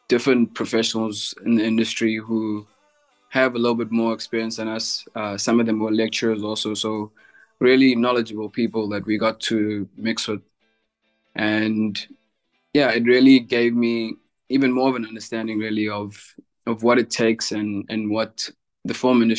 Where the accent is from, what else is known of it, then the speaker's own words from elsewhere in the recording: Durban, KwaZulu-Natal, South Africa; I'm from Durban in South Africa.